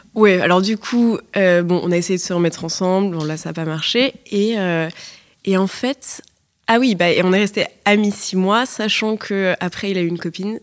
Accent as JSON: {"language": "French", "town": "Paris", "region": "Île-de-France", "country": "France", "tie": "born or raised there", "said": "je suis née, grandie à Paris"}